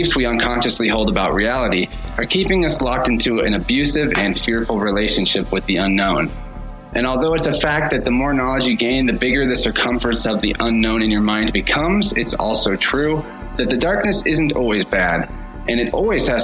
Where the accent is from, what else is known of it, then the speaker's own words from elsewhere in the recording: Springfield, Missouri, United States; a local in my hometown of Springfield, Missouri